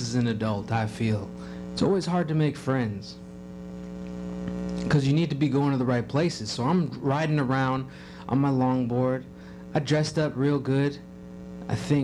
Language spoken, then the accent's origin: English; Kenosha, Wisconsin, United States; I'm in my hometown, and I don't see anybody anymore. So I was driving around. I noticed, you know, Kenosha